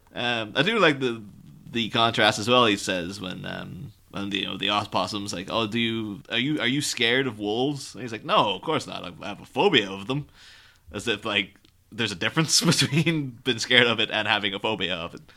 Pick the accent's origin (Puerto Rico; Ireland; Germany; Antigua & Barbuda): Ireland; moved away as an adult; now in England, United Kingdom; I grew up in Ireland, but I'm living in England at the mi-, at the minute